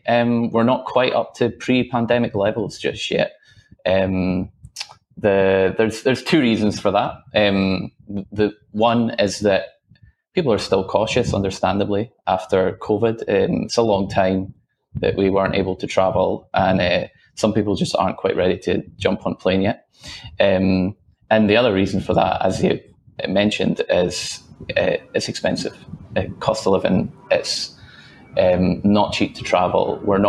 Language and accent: English; Scotland, United Kingdom; now in Australia; I'm not originally from Australia. I traveled back to Scotland to visit family.